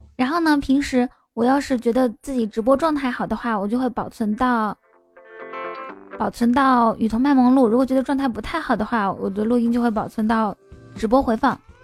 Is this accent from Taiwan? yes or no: no; Inner Mongolia, China; now in Shanghai, China; 我是内蒙古人